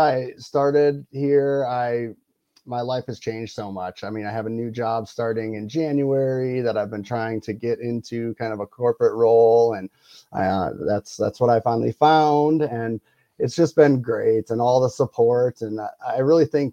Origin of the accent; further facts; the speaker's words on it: Wisconsin, United States; now in Colorado, United States; I live in Colorado. I grew up in Wisconsin.